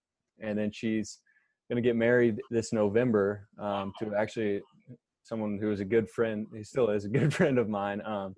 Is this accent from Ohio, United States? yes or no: yes; Marysville, Ohio, United States; also born or lived in Mount Vernon, Ohio; I grew up in Marysville, went to Marysville Church of the Nazarene since I can remember, through both Pastor Paul's, and I went to Marysville High School